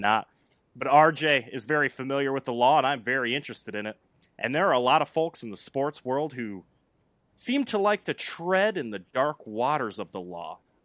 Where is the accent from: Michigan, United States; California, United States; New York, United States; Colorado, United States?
Michigan, United States; Flint; I grew up in the Flint area